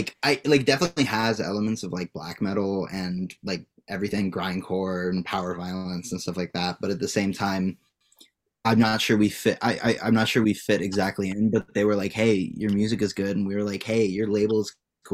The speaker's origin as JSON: {"language": "English", "area": "greater Cincinnati", "region": "Ohio", "country": "United States", "said": "we're not technically from Cincinnati. We're from, like, greater Cincinnati. We're outside of the city. In, like, kind of, like, Ohio. Like, the way that Southern Ohio is, it, like, you drop suburbs in the middle of the woods."}